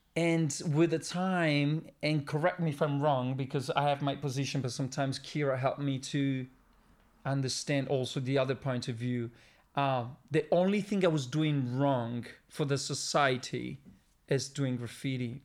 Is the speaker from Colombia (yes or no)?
no; Milan, Lombardy, Italy; moved away as an adult; now in Sardinia, Italy; the place where I was born and raised